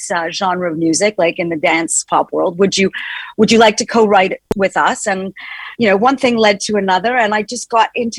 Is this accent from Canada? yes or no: yes; Canada; also born or lived in New York / London; now in United Kingdom; When I was growing up in Canada, I was in a rock band. I moved to New York.